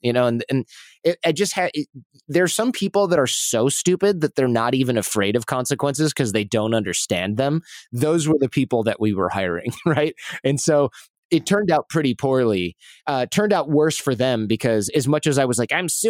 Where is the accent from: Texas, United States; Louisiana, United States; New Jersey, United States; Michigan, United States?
Michigan, United States; now in New York City, United States; it was interesting because I came from Michigan, right? And I came from this work ethic where you really did bust your butt as hard as you could.